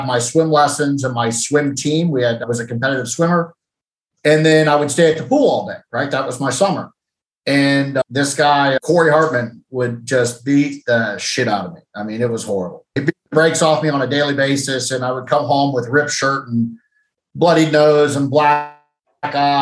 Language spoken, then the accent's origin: English; Granville, Ohio, United States; I grew up in Granville, Ohio, which is a small college town that surrounds Denison University